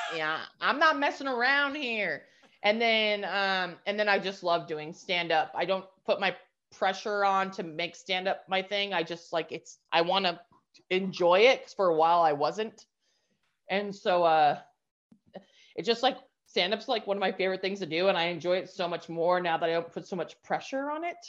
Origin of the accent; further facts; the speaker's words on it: New Mexico, United States; moved away as an adult; also born or lived in New York; I was in New York the last 13 years, had to move back to my hometown of New Mexico.